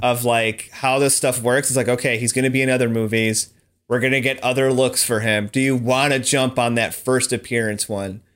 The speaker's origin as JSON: {"language": "English", "country": "United States", "said": "I am stupid American"}